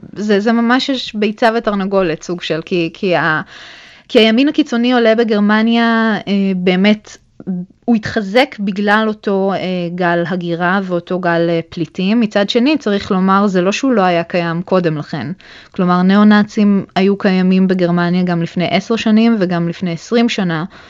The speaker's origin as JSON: {"language": "Hebrew", "country": "Israel", "tie": "born or raised there", "also_born_or_lived": "Germany (born)", "moved": "as an adult", "lives_now": "Berlin, Germany", "said": "חזרנו בחזרה לישראל, ולמעשה גדלתי כל חיי בארץ"}